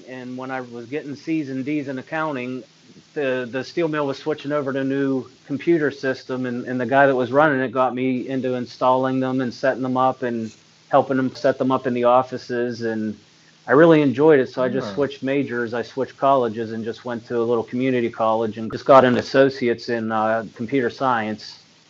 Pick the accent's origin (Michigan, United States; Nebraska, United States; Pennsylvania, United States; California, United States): Pennsylvania, United States; Pittsburgh; also born or lived in Beaver Falls, Pennsylvania; even though I'm a Pittsburgh fan